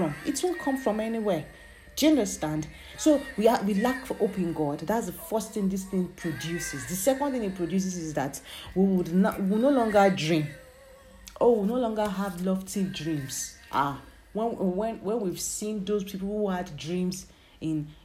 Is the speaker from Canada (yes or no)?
no; Nigeria; growing up in Nigeria, being born as an African child or being born as a Nigerian